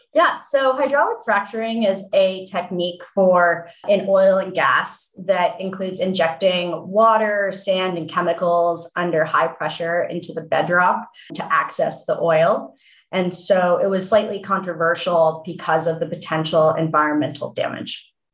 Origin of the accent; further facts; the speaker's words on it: Palo Alto, California, United States; I grew up in Palo Alto and thinking about my childhood home, my mom worked in the semiconductor industry